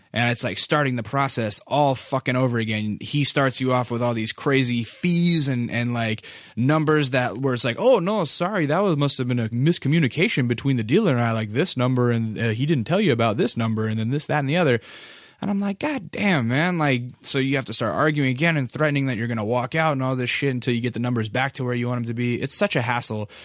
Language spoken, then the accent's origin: English; Alaska, United States; now in Culver City, United States; I'm from Alaska